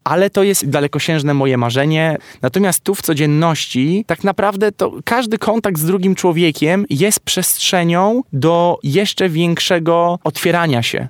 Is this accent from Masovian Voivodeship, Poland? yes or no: yes; Warsaw, Masovian Voivodeship, Poland; wychowywałem się też w blokowiskach, na jelonkach